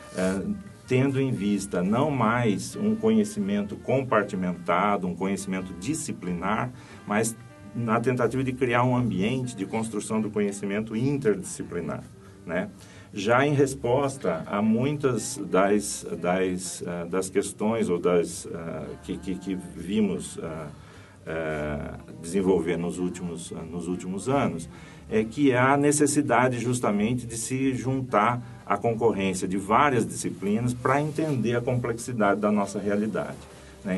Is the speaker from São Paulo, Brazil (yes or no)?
yes; Santa Bárbara d'Oeste, São Paulo, Brazil; also born or lived in Piracicaba; eu sou de Santa Bárbara do Oeste, no interior de São Paulo